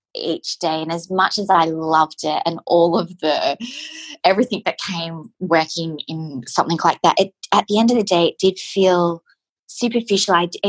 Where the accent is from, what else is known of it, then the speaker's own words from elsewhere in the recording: Victoria, Australia; I am from Victoria